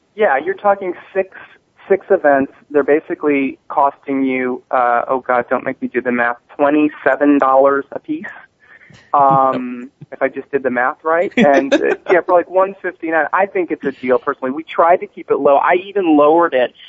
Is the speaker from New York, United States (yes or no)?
no; Palm Springs, California, United States; Palm Springs, California, um, where I actually live, my hometown